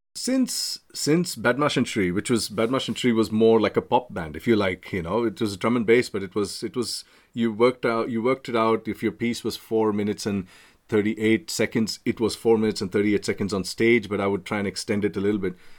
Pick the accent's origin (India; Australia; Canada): India; Mumbai, Maharashtra; moved away as an adult; now in United Kingdom; I'm from Bombay.